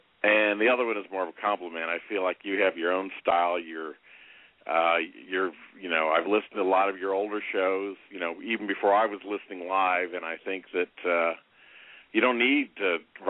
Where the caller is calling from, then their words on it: Indianapolis, Indiana, United States; Indianapolis, longtime listener and caller, 51 years old.